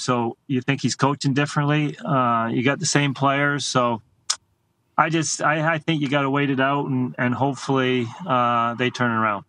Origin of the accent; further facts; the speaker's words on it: Canada; as a Canadian